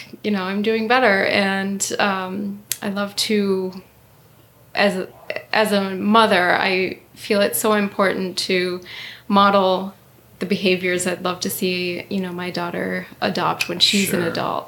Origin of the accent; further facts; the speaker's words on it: Upper Peninsula, Michigan, United States; now in Northville, United States; I'm actually originally from the Upper Peninsula, and I lived on Little Beatty Knock off of Lake Michigan